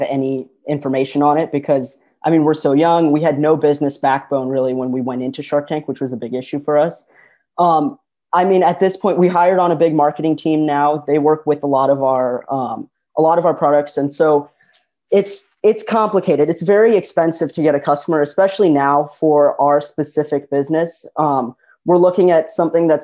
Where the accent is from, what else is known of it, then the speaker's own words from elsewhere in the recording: Midwest, United States; I'm from the Midwest, we're